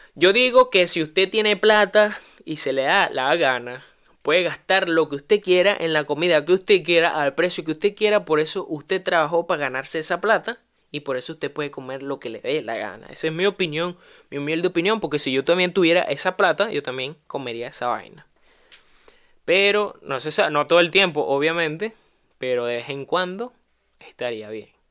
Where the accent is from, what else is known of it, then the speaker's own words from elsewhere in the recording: Venezuela; moved away; en mi propio país